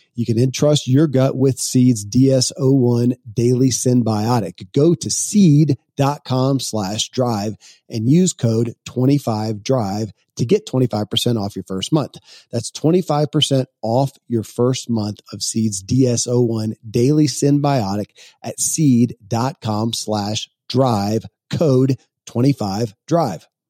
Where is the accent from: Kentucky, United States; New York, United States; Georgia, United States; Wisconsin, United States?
Kentucky, United States; born or raised there